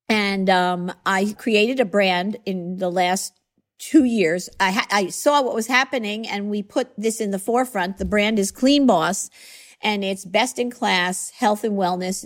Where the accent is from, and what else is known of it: Long Island, New York, United States; born or raised there; accent: New York